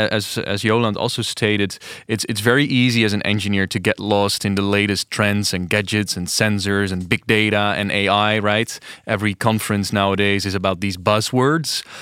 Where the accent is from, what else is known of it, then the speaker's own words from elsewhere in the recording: Delft, South Holland, Netherlands; English is a second language; I am from Delft.